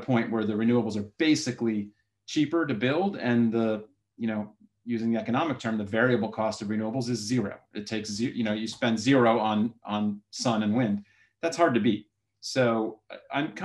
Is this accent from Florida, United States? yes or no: yes; South Florida, United States; moved away; I was born in South Florida